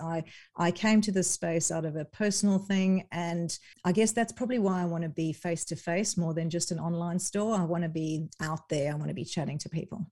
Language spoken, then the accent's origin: English; South Africa; moved away; I'm originally from South Africa